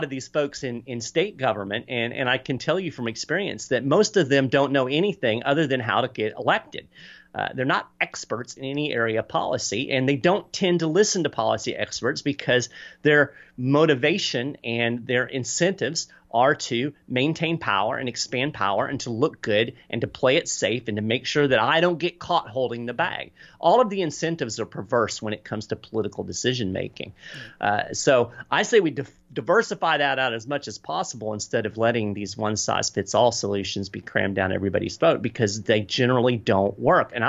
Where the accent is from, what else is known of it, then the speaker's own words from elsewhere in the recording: Florida, United States; one example is right here in, in my home state of Florida.